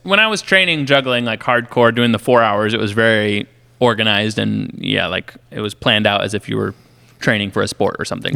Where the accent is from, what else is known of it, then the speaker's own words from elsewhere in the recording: Illinois, United States; I grew up in Illinois